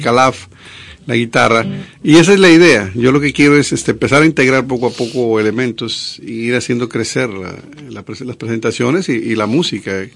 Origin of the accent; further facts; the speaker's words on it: a town in Veracruz, Mexico; moved away as an adult; also born or lived in Monterrey, Mexico; now in Dominican Republic; allá en, el pueblo de Veracruz donde yo nací.